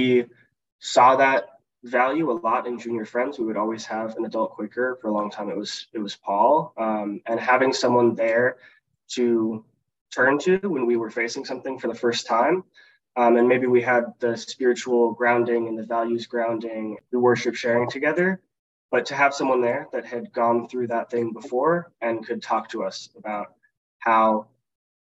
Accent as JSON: {"language": "English", "town": "Seattle", "region": "Washington", "country": "United States", "tie": "born or raised there", "moved": "as an adult", "lives_now": "Washington, D.C., United States", "said": "I grew up in South Seattle Friends Meeting."}